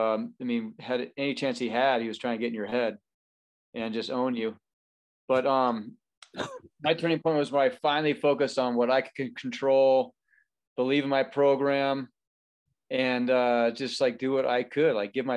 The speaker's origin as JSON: {"language": "English", "country": "United States", "said": "as an American"}